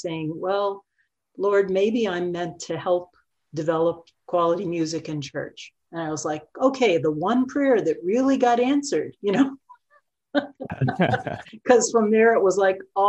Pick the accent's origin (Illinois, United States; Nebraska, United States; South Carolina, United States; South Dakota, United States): Illinois, United States; Oak Lawn; moved away as an adult; also born or lived in Miami; So I grew up in the Chicago area in Oak Lawn.